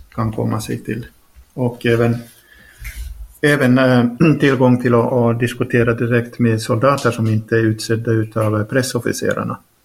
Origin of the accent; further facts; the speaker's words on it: Finland; first language Swedish; also born or lived in Norway; now in Ukraine; Finskt passport, svenskt modersmål